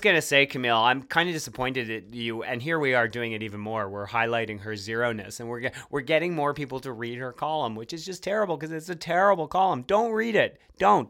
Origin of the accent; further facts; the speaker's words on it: Montreal, Quebec, Canada; the City of Montreal, my hometown